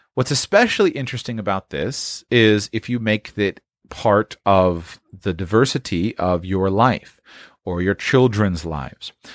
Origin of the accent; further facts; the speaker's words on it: Palm Beach, Florida, United States; I grew up in Florida